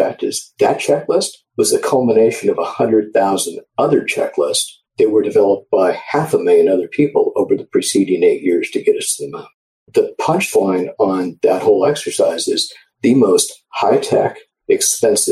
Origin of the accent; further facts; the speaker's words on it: Orange County, Southern California, United States; I grew up in Orange County, Southern California